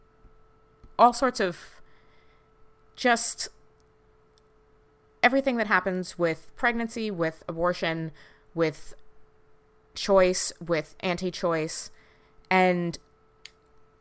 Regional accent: United States; we're both American

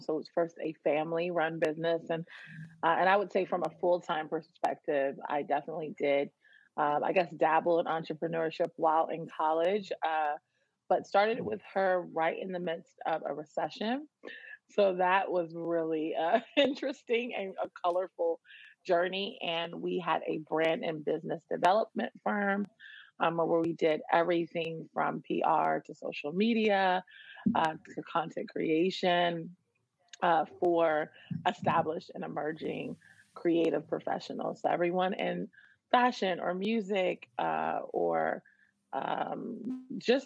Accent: Washington, District of Columbia, United States; I was born and raised in the Washington, D.C. area

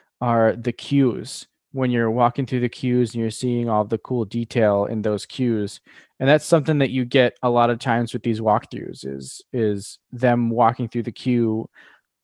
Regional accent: Wisconsin, United States; we're from Wisconsin

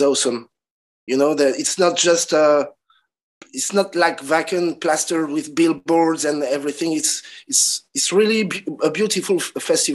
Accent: Nantes, Pays de la Loire, France; I'm from Nantes. I live in Nantes, which is south of Brittany, on the west coast of France.

